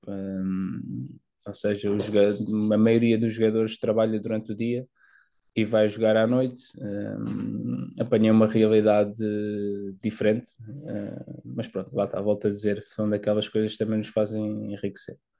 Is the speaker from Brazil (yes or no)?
no; Seixal, Setúbal, Portugal; also born or lived in Cruz de Pau; Eu cresci, cresci nas Paivas